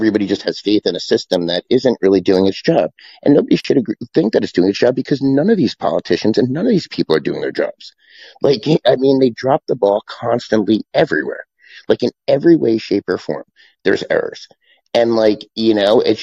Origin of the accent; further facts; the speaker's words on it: United States; as an American